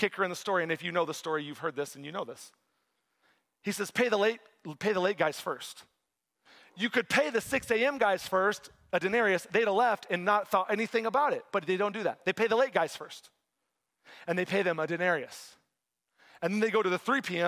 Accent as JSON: {"language": "English", "region": "Texas", "country": "United States", "tie": "born or raised there", "moved": "as an adult", "lives_now": "East Lansing, United States", "said": "I grew up in Texas. I like the warm weather. I'm in Michigan now"}